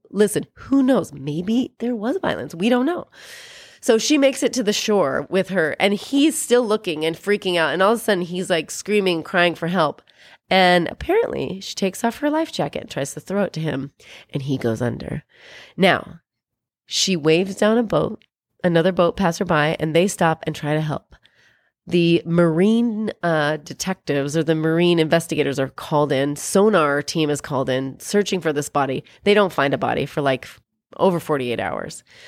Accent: Columbia River region, Pacific Northwest, United States; moved away; I'm from Columbia region, whatever, where there's the Columbia River and lots of people die there.

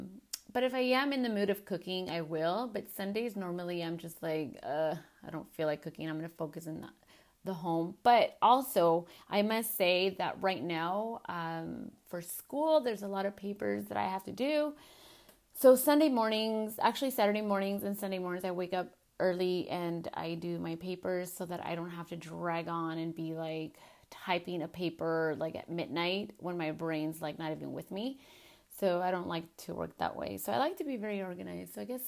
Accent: California, United States; as a little girl, growing up in California and not being able to see my grandmothers and my grandpa because they couldn't unfortunately cross over, it sucked

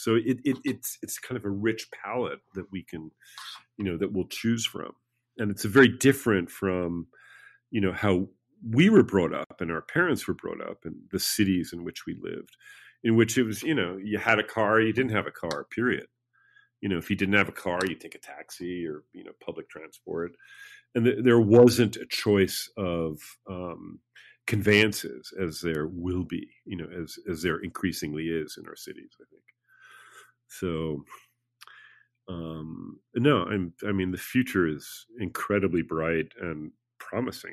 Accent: New York City, New York, United States; moved away as an adult; also born or lived in Paris, France / Rome, Italy; growing up in New York City

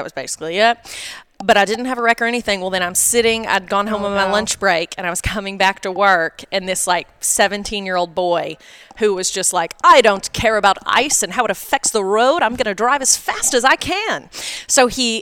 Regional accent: Tennessee, United States; moved away as an adult; I'm from Tennessee.

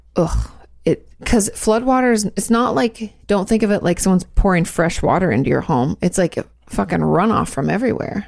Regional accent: Washington, United States; Growing up in Washington State, we had floods a lot

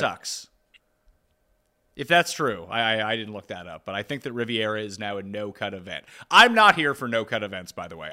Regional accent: Canada; we are Canadian

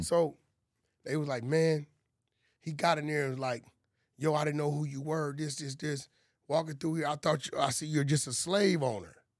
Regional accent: California, United States; growing up in California

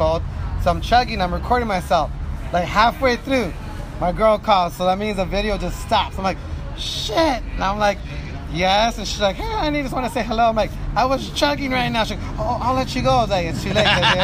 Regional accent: Los Angeles, California, United States; also born or lived in La Puente, California / Utah; I was born in East

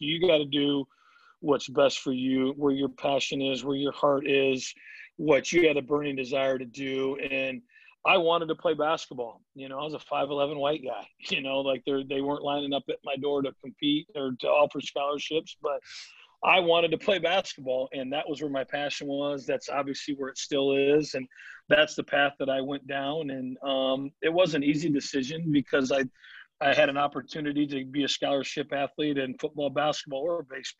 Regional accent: Midwest, United States; growing up in the Midwest, there's only so much soft toss indoors, so much BP indoors.

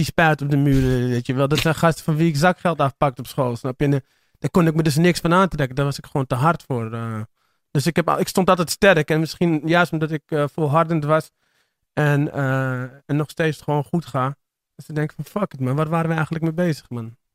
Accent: Amsterdam, North Holland, Netherlands; Ik ben voornamelijk opgegroeid in Amsterdam-Oost en in eh, Amsterdam-Zuid in de Pijp.

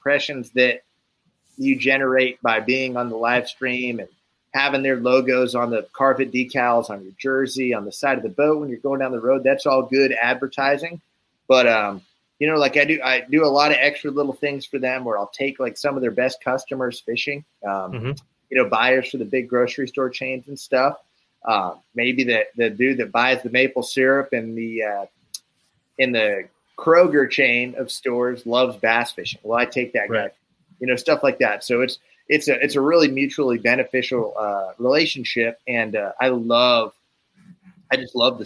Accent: Northeast, United States; now in Arizona, United States; I'm originally from the Northeast, so I grew up eating like good maple syrup

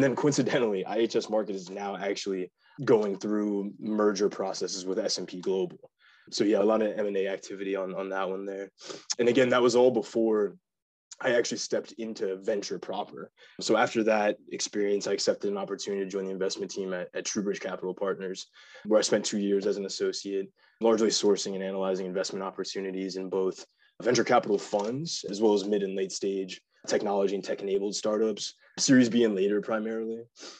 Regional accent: Virginia, United States; also born or lived in North Carolina; We bounced around every 2 to 4 years, but spent most of my time growing up in Virginia and North Carolina. Graduated from Chantilly High School in Northern Virginia before attending Penn

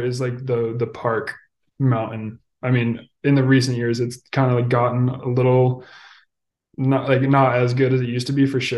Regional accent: Hailey, Idaho, United States; moved away; I grew up in Haley.

